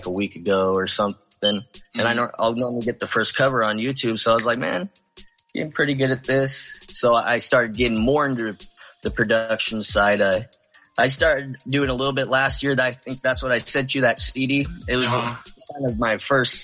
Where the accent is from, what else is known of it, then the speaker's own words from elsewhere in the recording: Sonora, California, United States; also born or lived in Marysville, California; I was born in Sonora, grew up more in like by Yosemite area, more mm-hmm. in the mountains.